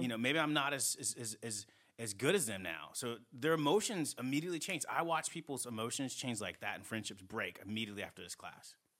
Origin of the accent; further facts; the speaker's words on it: New England, United States; moved away; also born or lived in Southeast United States; I grew up in New England